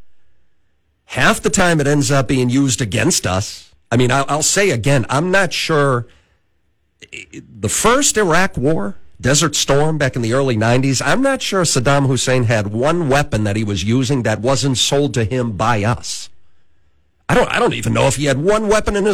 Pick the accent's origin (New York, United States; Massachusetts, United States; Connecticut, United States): Massachusetts, United States; my home state of Massachusetts